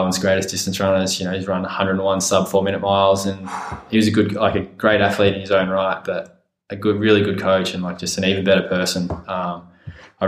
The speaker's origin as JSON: {"language": "English", "town": "Perth", "region": "Western Australia", "country": "Australia", "tie": "born or raised there", "also_born_or_lived": "Villanova, United States", "said": "I grew up in Perth"}